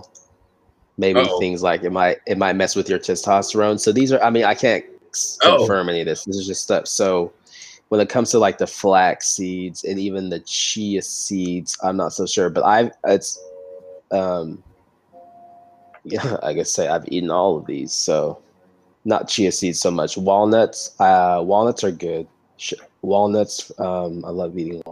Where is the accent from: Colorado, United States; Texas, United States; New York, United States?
Texas, United States; Austin; I'm from Austin